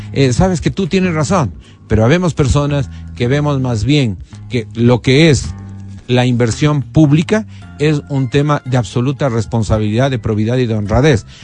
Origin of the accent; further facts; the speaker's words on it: Quito, Pichincha, Ecuador; Aquí en Quito